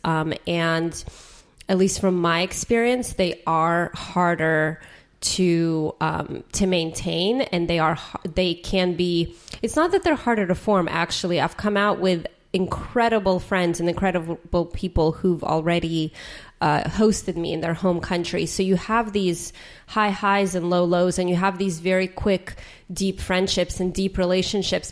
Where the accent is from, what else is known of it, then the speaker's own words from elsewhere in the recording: San Jose, California, United States; I grew up in San Jose where there was like a pho shop every five feet